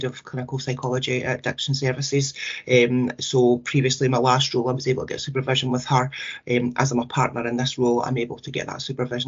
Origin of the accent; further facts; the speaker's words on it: Scotland, United Kingdom; us as Scottish families